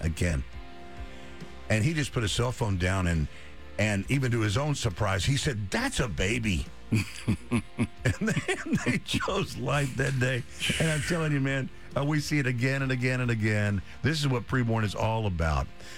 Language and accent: English; Dallas, Texas, United States; I'm a native Texan, native Dallasite